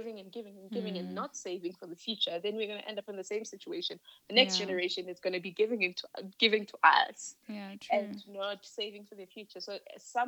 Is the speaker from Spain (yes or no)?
no; Limpopo, South Africa; moved away as an adult; also born or lived in Johannesburg; I'm from Limpopo